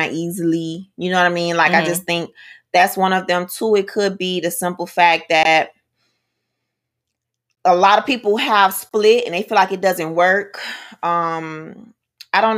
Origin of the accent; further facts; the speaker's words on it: United States; I am American